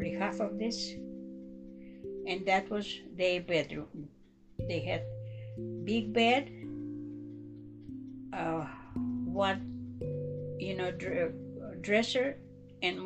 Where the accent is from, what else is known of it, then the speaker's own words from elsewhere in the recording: China; moved away; also born or lived in Brazil; we was born in China.